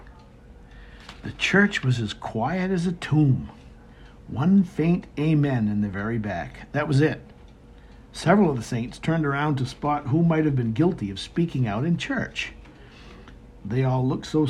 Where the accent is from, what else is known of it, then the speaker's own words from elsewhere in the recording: Maine, United States; I'm a native of Northern New England, born and raised in Maine.